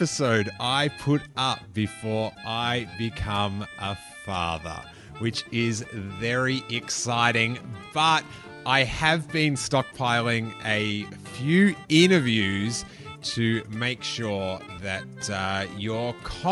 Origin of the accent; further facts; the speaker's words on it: Australia; accent: Australian; Love hearing my accent repeated to me